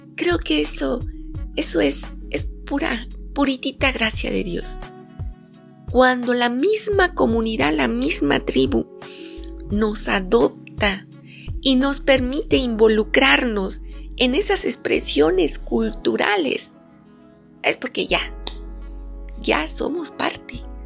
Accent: Oaxaca, Mexico; parto de mi experiencia como oaxaqueña. Aquí en mi estado tenemos ocho regiones

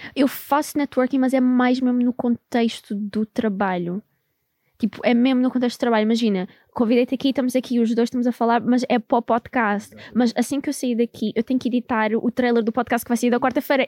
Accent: Amadora, Lisbon, Portugal; moved away; also born or lived in Angola / Netherlands; eu cresci na Amadora

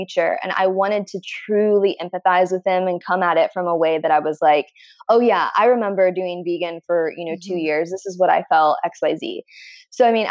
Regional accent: Midwest, United States; I'm from the Midwest

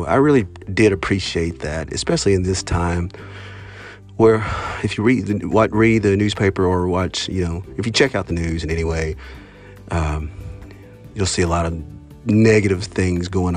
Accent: Oklahoma, United States; I'm a Choctaw from Oklahoma

